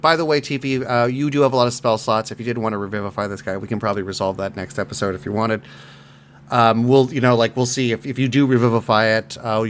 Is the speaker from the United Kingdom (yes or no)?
no; South Africa; I can't do a South African. I'm South African.